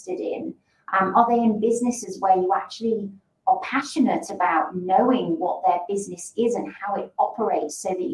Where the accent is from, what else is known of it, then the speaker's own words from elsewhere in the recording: the north of England, United Kingdom; moved away as an adult; also born or lived in London / Sydney / Caribbean; now in Perth, Australia; I'm actually from a town in the north, or a city, I should say, in the north of England